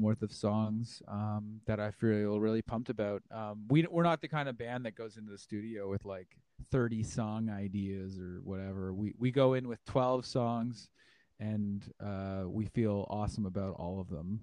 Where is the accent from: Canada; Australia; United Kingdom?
Canada; Dundas, Ontario; now in Hamilton, Canada; … and I grew up in Dundas. We were born in Dundas